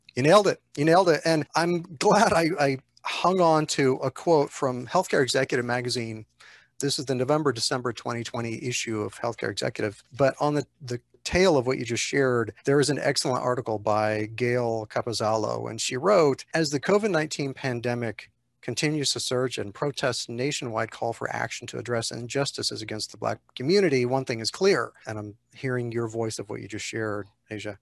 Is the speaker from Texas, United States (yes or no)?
yes; Texas, United States; I grew up in Texas